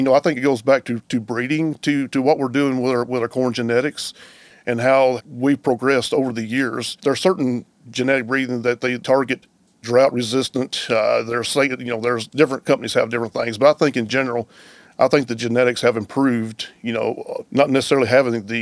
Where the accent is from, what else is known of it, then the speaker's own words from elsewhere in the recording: West Tennessee, United States; moved away as an adult; now in Iowa, United States; I hail from Tennessee, from West Tennessee. Come from a diverse farming operation there